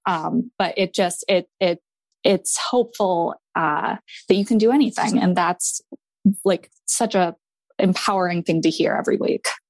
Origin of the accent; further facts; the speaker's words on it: Maine, United States; I am from Maine